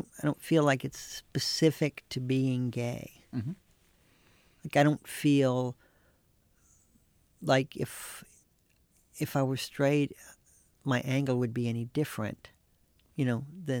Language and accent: English; North Carolina, United States; When I was growing up in North Carolina, like our class took a field trip to the cigarette factories in Durham.